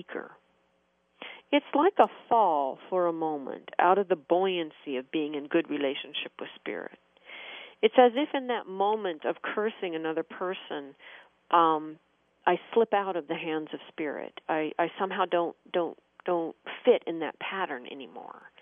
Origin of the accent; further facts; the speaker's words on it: United States; as an American